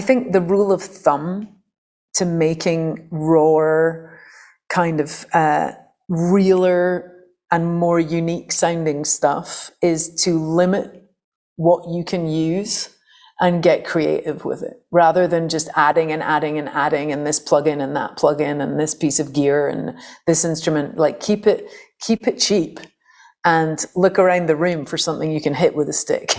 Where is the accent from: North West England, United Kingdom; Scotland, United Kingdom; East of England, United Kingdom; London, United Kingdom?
Scotland, United Kingdom; St Andrews; I'd come out of a very kind of anarchic punk folk scene in Fife, where I grew up in Scotland